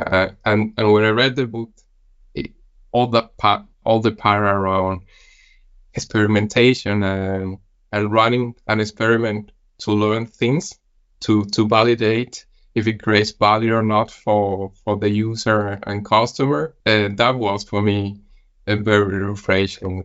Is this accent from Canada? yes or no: no; Spain; moved away as an adult; also born or lived in Copenhagen, Denmark; now in Billund, Denmark; I'm originally from Spain